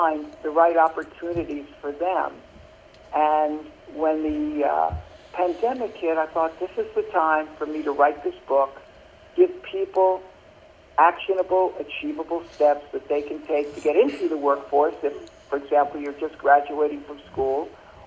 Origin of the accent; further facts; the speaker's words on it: New York City, New York, United States; I grew up in Brooklyn, New York